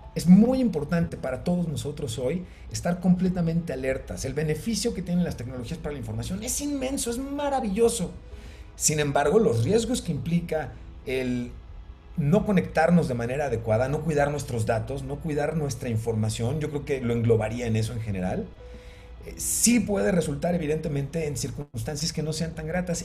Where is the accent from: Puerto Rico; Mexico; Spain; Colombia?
Mexico; como mexicanos estamos, estábamos acostumbrados